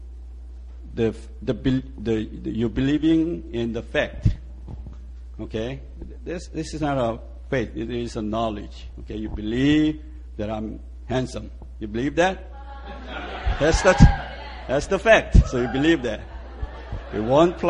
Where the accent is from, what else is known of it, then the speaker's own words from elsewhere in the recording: Seoul, South Korea; moved away as an adult; also born or lived in United States; now in Yanji, China; I was born in Seoul, and I went to U.S. When I was 17